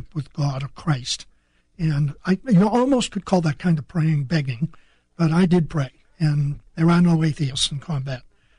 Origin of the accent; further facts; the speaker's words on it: North Shore of Boston, Massachusetts, United States; moved away as an adult; Hadn't been out of my hometown of 7,000 people. And that was in Massachusetts, right? Massachusetts, just north shore of Boston.